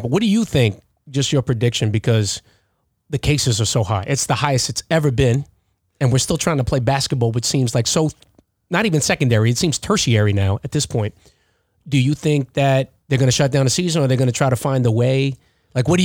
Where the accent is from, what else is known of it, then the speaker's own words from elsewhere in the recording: Philippines; But I'm Filipino. I know what it's like to be from a third world country